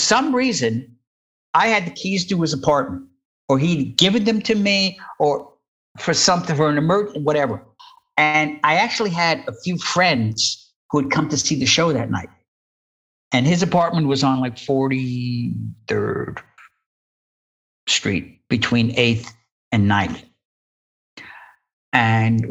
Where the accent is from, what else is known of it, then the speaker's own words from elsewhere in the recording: Jersey City, New Jersey, United States; I grew up in Jersey City